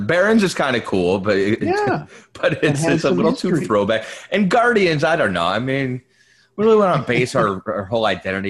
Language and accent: English; Cleveland, Ohio, United States; We're both from Cleveland.